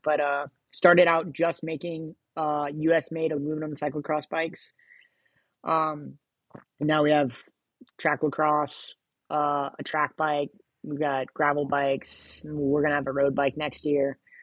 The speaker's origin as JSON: {"language": "English", "town": "Sacramento", "region": "California", "country": "United States", "tie": "born or raised there", "also_born_or_lived": "Los Angeles, California", "said": "I've lived here pretty much uh, most of my formative years from like middle school on."}